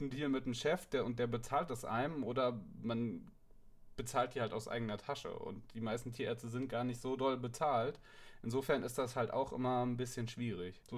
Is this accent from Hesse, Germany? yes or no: yes; Darmstadt, Hesse, Germany; ich komme ursprünglich aus Darmstadt, da sind, in Darmstadt gibt es auch keine Tierklinik 24-7.